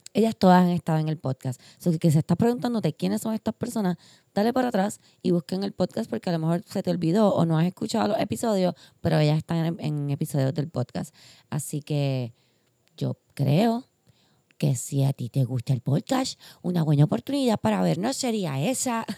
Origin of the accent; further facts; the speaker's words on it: Puerto Rico; como puertorriqueña, como ser humano, como todo, como mujer